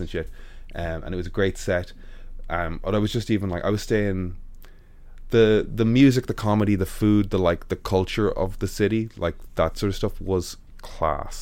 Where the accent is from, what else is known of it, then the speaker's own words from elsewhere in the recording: Dublin, Leinster, Ireland; I'm from Dublin